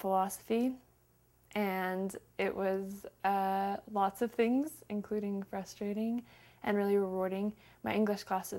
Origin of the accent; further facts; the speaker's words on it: Salt Lake City, Utah, United States; Salt Lake City, Utah.